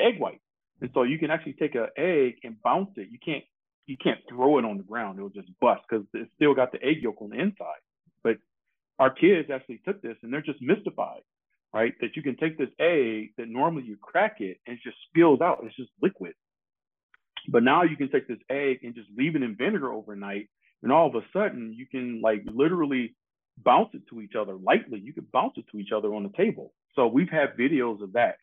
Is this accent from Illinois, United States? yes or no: no; Detroit, Michigan, United States; moved away; growing up in Detroit, I grew up as Motown had was kind of winding down his presence in Detroit